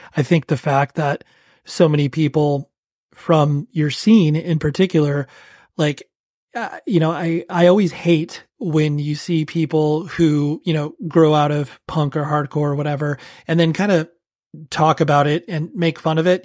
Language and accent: English; Southern California, United States; I'm from Southern California and I'm in my early 40s.